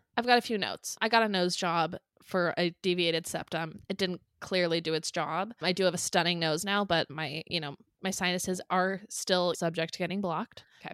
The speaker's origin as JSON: {"language": "English", "town": "San Clemente", "region": "California", "country": "United States", "tie": "born or raised there"}